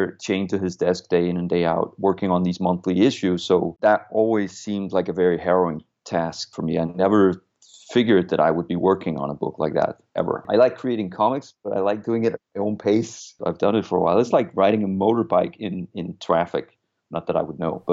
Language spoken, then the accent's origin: English; Copenhagen, Capital Region of Denmark, Denmark; English is a second language; I'm from Copenhagen, Denmark